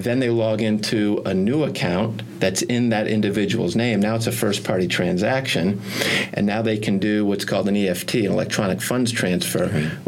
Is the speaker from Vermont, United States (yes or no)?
yes; Burlington, Vermont, United States; I grew up in Burlington, Vermont